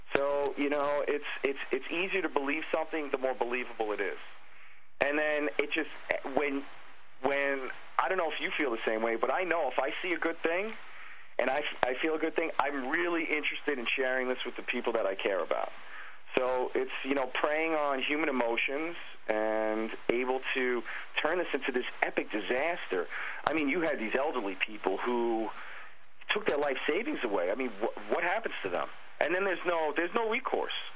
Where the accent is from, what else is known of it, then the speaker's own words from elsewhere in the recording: New York City, New York, United States; also born or lived in Bay Ridge, Brooklyn; I grew up in Brooklyn. I grew up in Bensonhurst and Gravesend